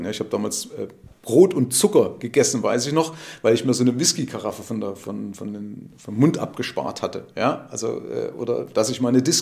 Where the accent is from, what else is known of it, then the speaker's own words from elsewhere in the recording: East Germany, Germany; Gab es ja keine Geldautomaten bei uns in der DDR.